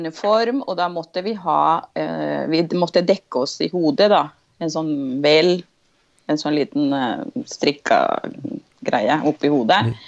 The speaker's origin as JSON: {"language": "Norwegian", "region": "Andes", "country": "Venezuela", "tie": "born or raised there", "second_language": "Norwegian", "moved": "yes", "lives_now": "Drammen, Norway", "said": "jeg er født og oppvokst i Venezuela."}